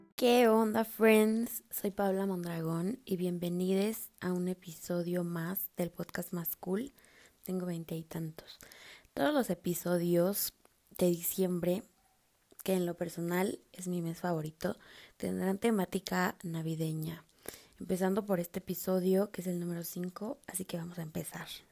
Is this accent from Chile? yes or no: no; Mexico; somos hermanos mexicanos